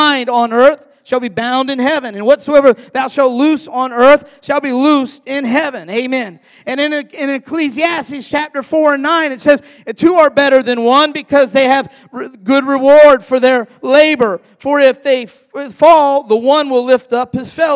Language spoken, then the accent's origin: English; Florida, United States; also born or lived in Ohio; I'm originally from Ohio, but I grew up in Florida.